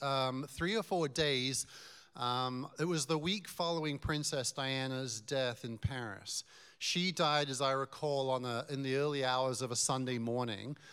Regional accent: Newmarket, East of England, United Kingdom; moved away as an adult; now in Colorado, United States; I was born in Newmarket

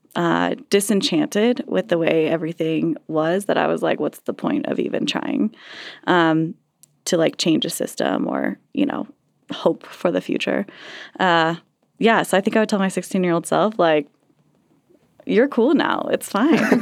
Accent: Castle Rock, Colorado, United States; also born or lived in Sedalia, Colorado / Larkspur, Colorado; I grew up in Casa Rock and Sedalia and Larkspur.

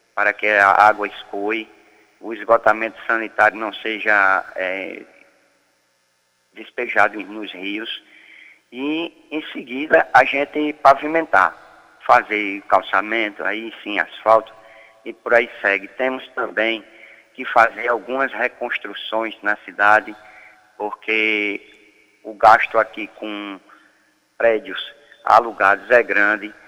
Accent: Santa Rita, Paraíba, Brazil; nascido e criado aqui em Santa Rita

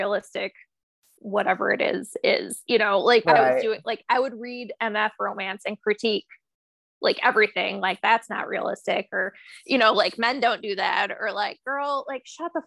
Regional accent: United States; we're American

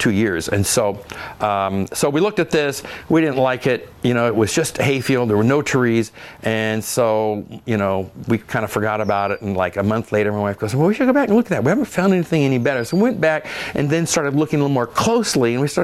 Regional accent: Oregon, United States; I grew up in Oregon, and I remember black cap jam as a kid

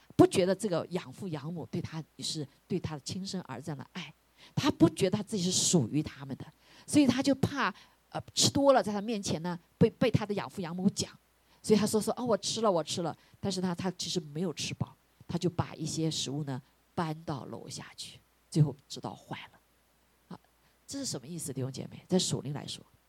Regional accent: China; 我们中国人

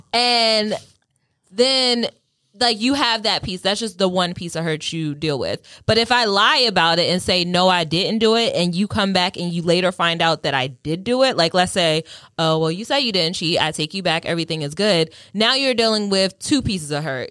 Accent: Delaware, United States; I'm not from New York. I, I just, yeah, small girl from Delaware.

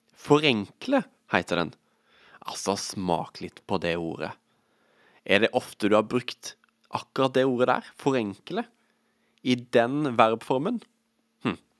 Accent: Vegårshei, Agder, Norway; jeg er jo fra Vegårshei

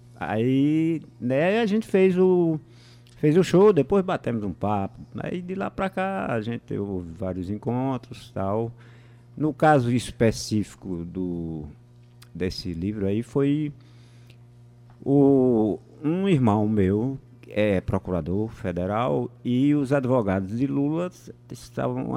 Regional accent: Moxotó region, Pernambuco, Brazil; eu sou da região do Mochotó, que é, é fica vizinho do, do Pajéu

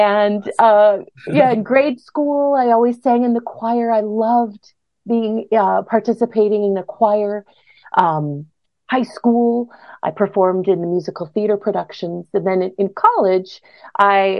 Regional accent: Brooklyn Center, Minnesota, United States; now in Northfield, United States; I grew up in Brooklyn Center

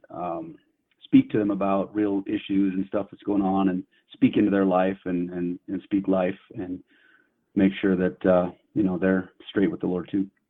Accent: near Yosemite, Central California, United States; moved away as an adult; now in Billings, United States; I grew up in Central California, just outside of the of Yosemite Park up in the mountains

